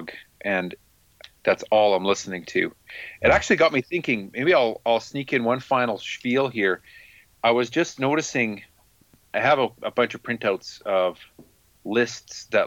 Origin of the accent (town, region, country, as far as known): Canada; born or raised there